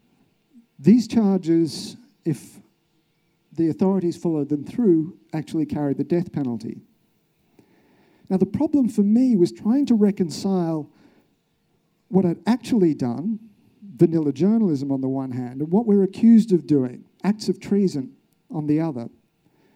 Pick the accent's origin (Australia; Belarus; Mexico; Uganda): Australia; I'm from Australia.